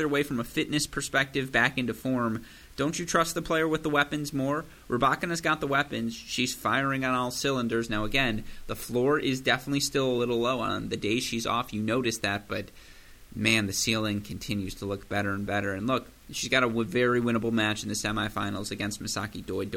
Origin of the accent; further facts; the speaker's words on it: United States; I'm American